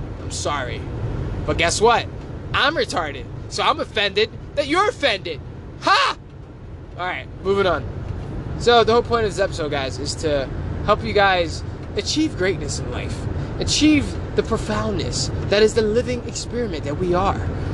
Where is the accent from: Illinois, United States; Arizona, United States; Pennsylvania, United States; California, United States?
Pennsylvania, United States; Philadelphia; moved away as an adult; Growing up, raised in the hood, born and raised in Philadelphia.